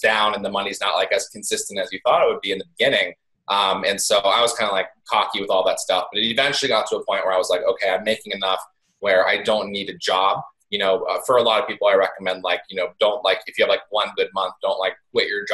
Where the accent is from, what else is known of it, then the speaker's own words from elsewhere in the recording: East Coast, United States; I grew up on the East Coast in like a really small farm town